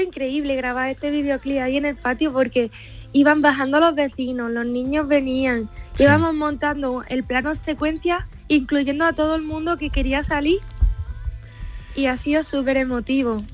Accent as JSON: {"language": "Spanish", "town": "Pozoblanco", "region": "Andalusia", "country": "Spain", "tie": "born or raised there", "said": "mi pueblo es la raíz de, de todo, de mi arte, de mi inspiración."}